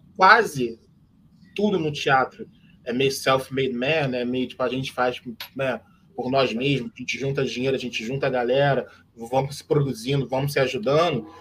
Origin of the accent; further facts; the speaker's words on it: Nilópolis, Rio de Janeiro, Brazil; eu sou de Milópolis, meu avô era um dos fundadores da Beija-Flor